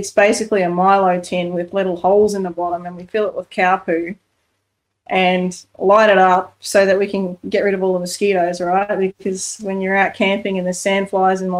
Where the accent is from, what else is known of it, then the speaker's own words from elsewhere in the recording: Australia; live as an Aussie bush kid